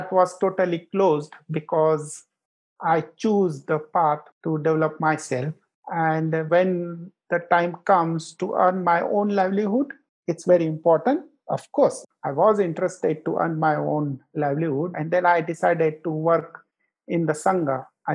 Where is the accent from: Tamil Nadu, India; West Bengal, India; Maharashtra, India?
Maharashtra, India; Nagpur; also born or lived in Mumbai; Nagpur is my hometown. I didn't born here. I was born in a small village. But after 3 months, I've been to the big city in Mumbai.